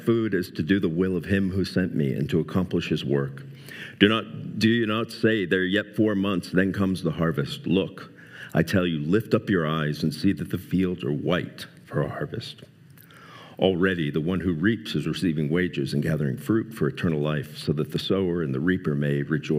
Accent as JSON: {"language": "English", "region": "South Florida", "country": "United States", "tie": "born or raised there", "moved": "yes", "lives_now": "Spokane, United States", "said": "I grew up in South Florida"}